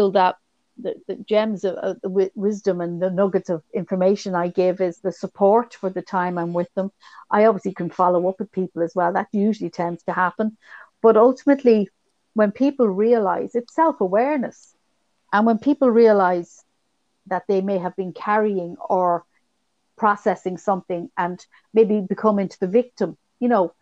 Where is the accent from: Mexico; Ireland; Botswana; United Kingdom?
Ireland; being Irish